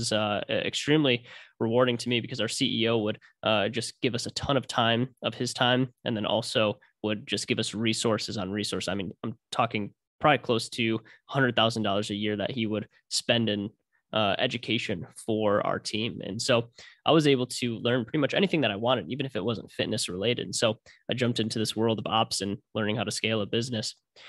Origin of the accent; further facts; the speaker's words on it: Ann Arbor, Michigan, United States; So, born and raised in Michigan, from Ann Arbor originally. So big U of M fan. And ended up moving to the west side of Michigan to Grand Rapids for school.